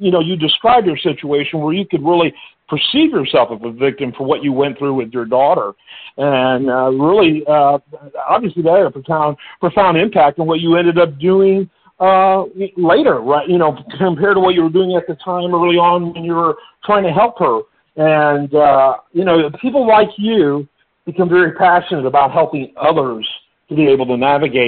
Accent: Detroit, Michigan, United States; I grew up in Michigan, which went back when I grew up in Michigan in the Detroit area

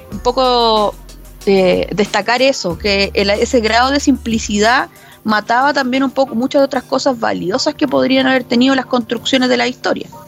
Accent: Chile

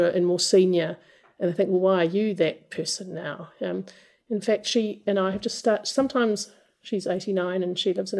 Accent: New Zealand

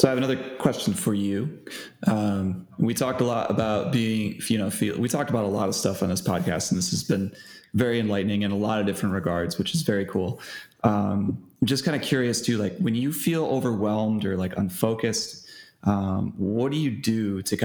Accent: New York, United States; I grew up in New York

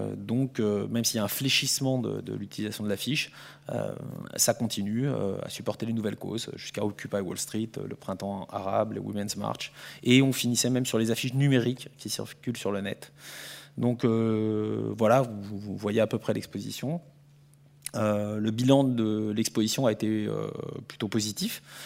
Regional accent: France; je suis français

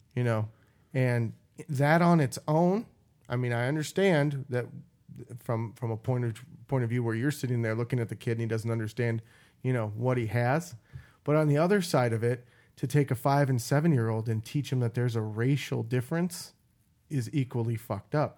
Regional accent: Midwest, United States; I grew up in the Midwest

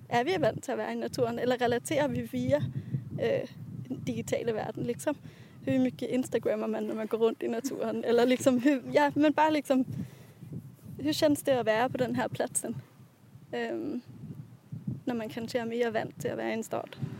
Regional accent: Copenhagen, Capital Region of Denmark, Denmark; moved away as an adult; also born or lived in Gothenburg; now in Sweden; i min hemstad Köpenhamn

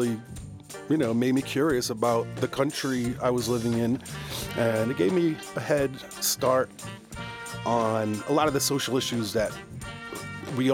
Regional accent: Northern Rhode Island, United States; I grew up in Northern Rhode Island for the most part at the end of a dead end road.

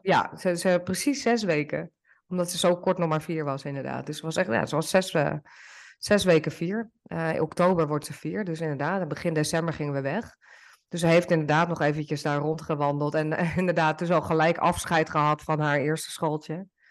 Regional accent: Netherlands; moved away as an adult; now in Portugal; zoals wij dat ook doen in Nederland

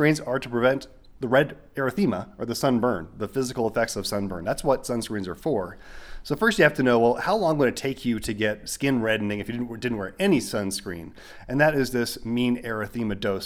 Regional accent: Arizona, United States; now in New Mexico, United States; I grew up in Arizona

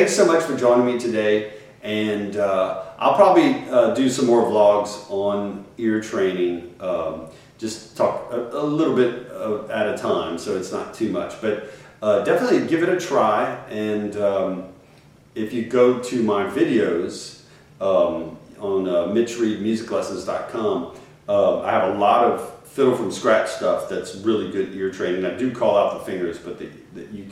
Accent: Cajun country, Louisiana, United States; growing up in Cajun country, I heard, you know, my mom and dad would sing

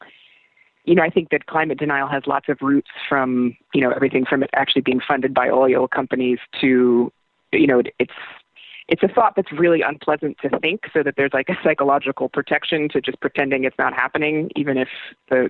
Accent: Iowa, United States; moved away as an adult; I'm from Iowa

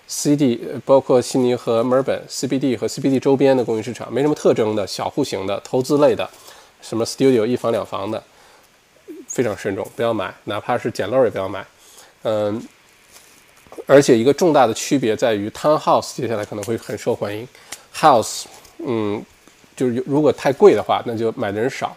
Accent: Heilongjiang, China; moved away as an adult; now in Australia; 我是东北人，黑龙江人啊

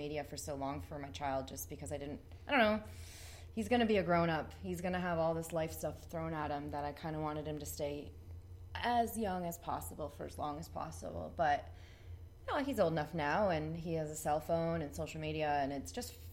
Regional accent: Ridgeway, Ontario, Canada; now in St. Catharines, Canada; growing up in Ridgeway

